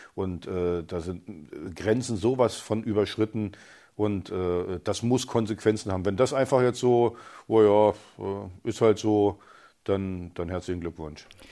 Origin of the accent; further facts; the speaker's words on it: East Germany, Germany; ich bin als, als Ossi aus der, aus der DDR gekommen, Stasi geschädigt und alles